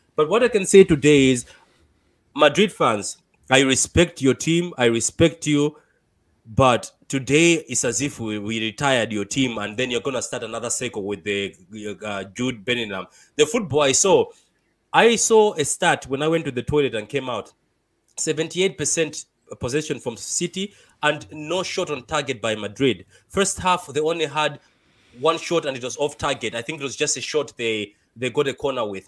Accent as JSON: {"language": "English", "country": "Malawi", "second_language": "English", "said": "am from Malawi"}